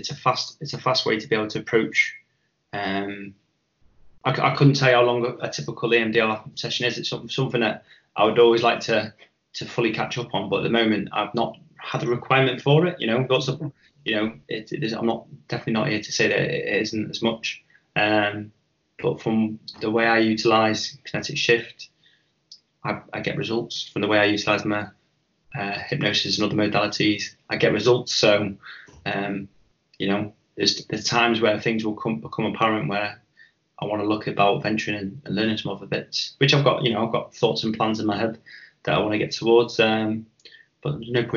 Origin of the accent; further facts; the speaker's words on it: Chester, North West England, United Kingdom; growing up in Chester in the 90s, you know, I remember paranoia being a really big thing.